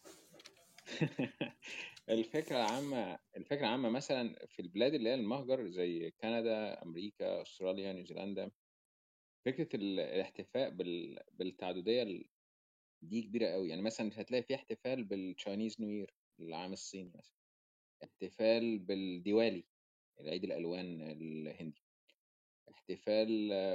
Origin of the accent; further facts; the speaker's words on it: Egypt; now in Australia; إحنا كمصريين